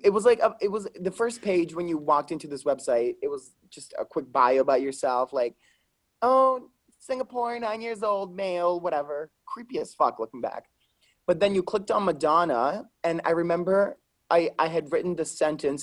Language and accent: English; Lombardy, Italy; moved away; I'm from Italy